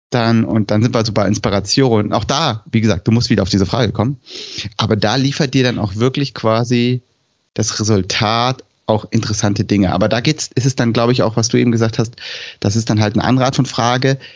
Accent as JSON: {"language": "German", "country": "Switzerland", "said": "dann testest du es erstmal aus deinem Kontext. Also als Frau, als Schweizerin, mit einem Schweizer Alphabet"}